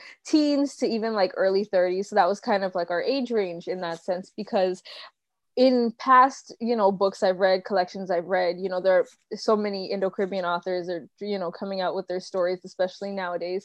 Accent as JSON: {"language": "English", "town": "Toronto", "region": "Ontario", "country": "Canada", "tie": "born or raised there", "said": "I was born in Toronto and raised here"}